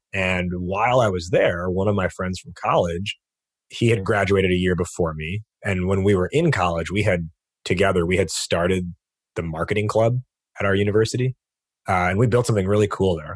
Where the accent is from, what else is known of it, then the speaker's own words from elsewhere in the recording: United States; being born and raised in America